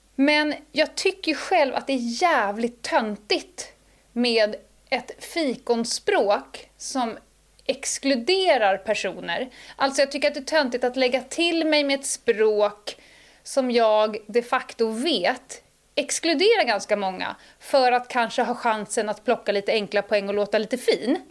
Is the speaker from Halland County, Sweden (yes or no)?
no; Stockholm, Stockholm County, Sweden; also born or lived in Dalarna; jag är ju bördig från Södermalm. Mm, mm. Uppväxt, born and raised. Jag är väl en av de få 08 eh, Södermalmsarna som faktiskt kommer från Södermalm